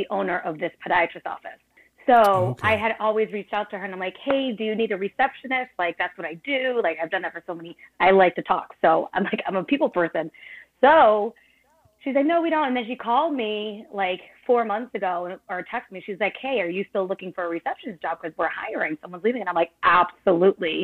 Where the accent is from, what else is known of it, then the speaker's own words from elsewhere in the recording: Cape Cod, Massachusetts, United States; also born or lived in Brooklyn, New York; I was born in Brooklyn and I moved to the Cape, which is Massachusetts, about like, oh gosh, when I was seven. I lived here since.